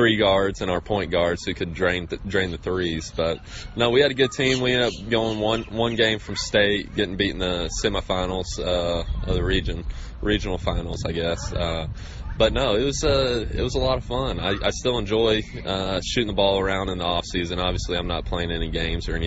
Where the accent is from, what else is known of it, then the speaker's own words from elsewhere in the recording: Texarkana, Texas, United States; also born or lived in Iowa City, Iowa; I grew up in Texas